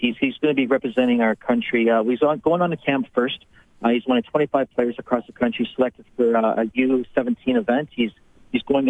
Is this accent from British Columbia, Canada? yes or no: no; Edmonton, Alberta, Canada; our home city